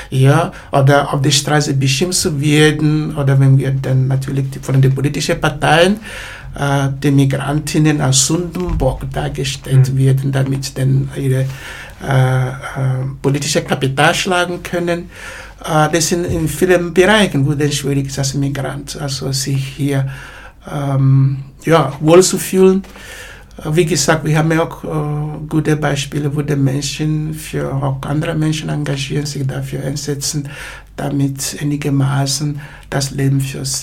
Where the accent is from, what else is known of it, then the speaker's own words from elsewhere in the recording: Graz, Styria, Austria; born there; Wenn ich sage, ich bin in Graz geboren